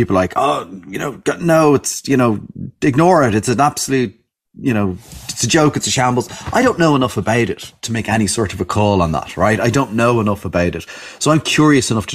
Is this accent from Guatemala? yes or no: no; Ireland; as Irish people